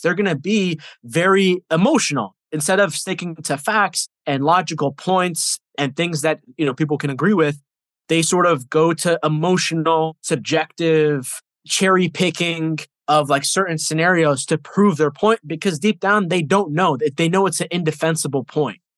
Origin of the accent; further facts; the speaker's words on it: United States; I was born here in America, but I see it as someone who my DNA and my family comes from like a different country